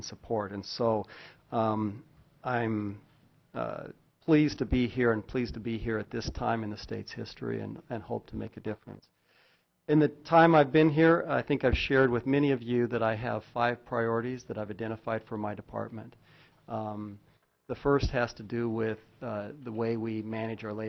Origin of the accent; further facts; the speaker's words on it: Oregon, United States; also born or lived in Kansas; now in Alaska, United States; I'm from Oregon